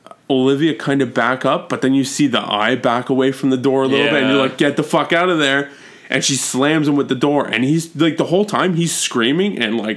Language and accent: English; Toronto, Ontario, Canada; I was born in Toronto